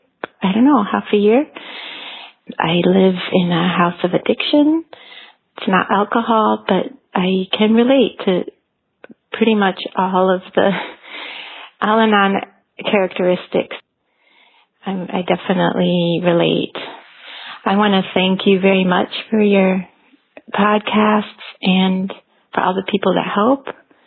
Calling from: Switzerland; I'm calling from Switzerland.

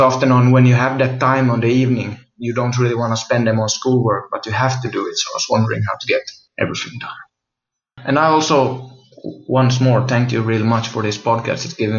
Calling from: Finland; I'm recording this from Finland.

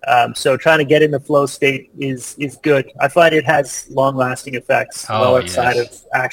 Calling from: British Columbia, Canada; I'm in beautiful Vancouver Island on the west coast of Canada.

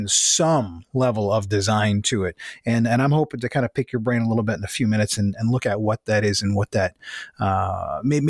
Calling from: Mississauga, Ontario, Canada; I'm calling in from Mississauga, Ontario

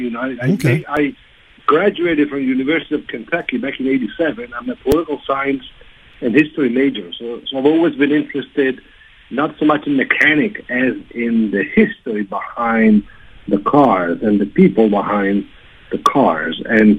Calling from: Italy; I'm calling you from Italy when it's 20 minutes after midnight.

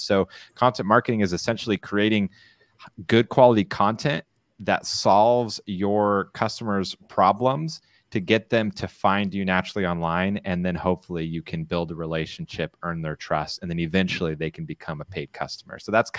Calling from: San Clemente, California, United States; I'm broadcasting from San Clemente, California.

